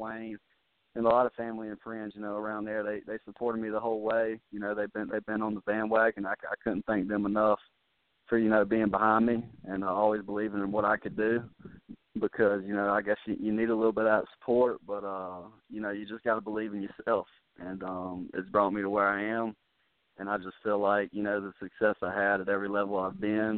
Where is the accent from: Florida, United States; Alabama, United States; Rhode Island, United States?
Alabama, United States; Mobile; moved away as an adult; I had South Alabama, which is in the hometown Mobile